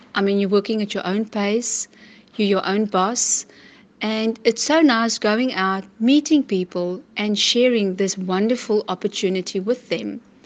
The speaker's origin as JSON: {"language": "English", "town": "Port Elizabeth", "region": "Eastern Cape", "country": "South Africa", "said": "I'm from Port Elizabeth in the Eastern Cape."}